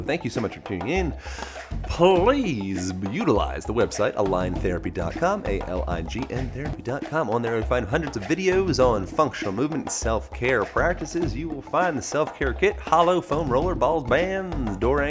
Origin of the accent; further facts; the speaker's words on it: United States; I am American